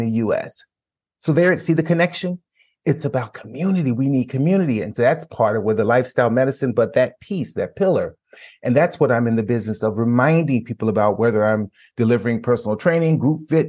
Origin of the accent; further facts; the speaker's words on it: Chicago, Illinois, United States; moved away; I'm from Chicago, so the home is in Chicago. We sold our family home.